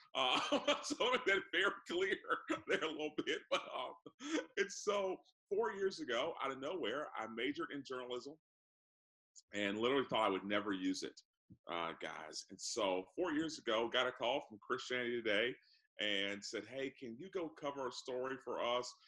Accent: Orlando, Florida, United States; Orlando, Florida

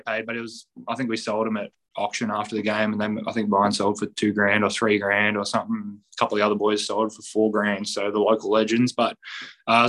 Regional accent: Australia; accent: Aussie; also born or lived in Dallas, United States; I didn't ever lose my accent

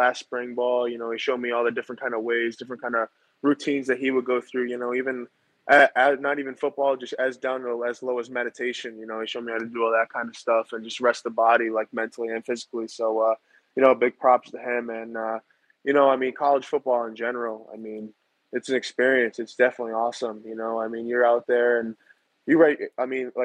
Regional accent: Scranton, Pennsylvania, United States; moved away as an adult; now in Maryland, United States; Originally I'm from Scranton, Pennsylvania, so that's where I decided to come on spring break. I'm just home right now

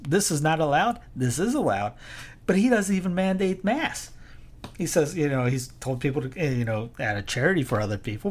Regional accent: South Carolina, United States; now in North Carolina, United States; I'm in North Carolina. My home ta-, my home state of South Carolina

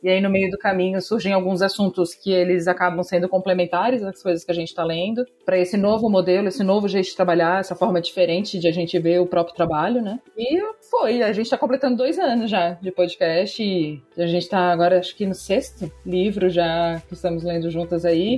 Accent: Florianópolis, Santa Catarina, Brazil; moved away as an adult; now in São Paulo, Brazil; eu sou de Floripa, Santa Catarina, mas eu moro aqui em São Paulo há cinco anos já

